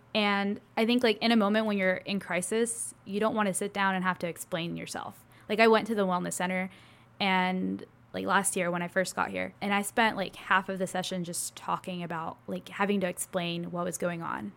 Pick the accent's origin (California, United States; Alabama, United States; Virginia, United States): Alabama, United States; Gadsden; also born or lived in Mexico / Guntersville, Alabama / Florida / Birmingham, Alabama; I was born in Mexico, and when I was about two and a half, my family and I moved to Alabama